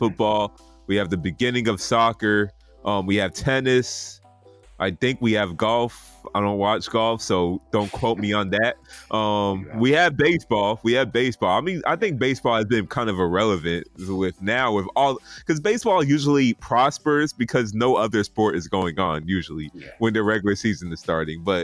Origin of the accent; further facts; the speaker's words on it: Atlanta, Georgia, United States; also born or lived in up north; I grew up in Atlanta, home of the Thrashers.